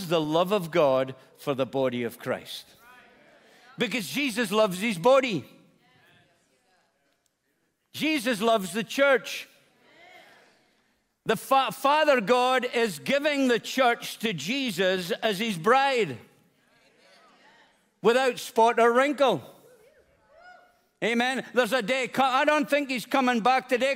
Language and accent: English; Scotland, United Kingdom; moved away; I'm a Scotsman